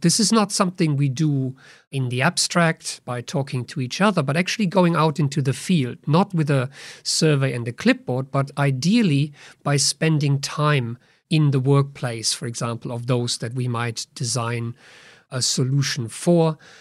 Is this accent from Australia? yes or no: no; Germany; moved away